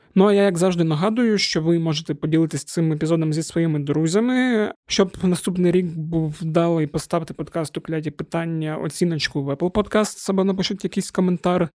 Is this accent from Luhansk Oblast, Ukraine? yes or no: no; Zaporizhzhia, Zaporizhzhia Oblast, Ukraine; now in Kyiv, Ukraine; Я ж з Запоріжжя